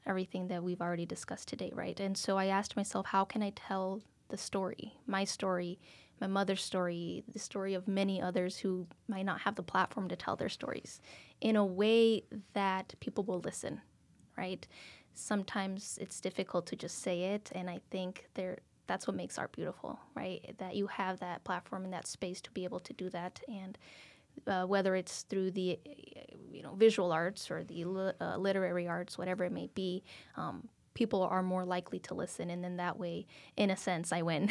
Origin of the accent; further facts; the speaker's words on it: Mexico; moved away; I was born in Mexico, so we are traditionally Catholic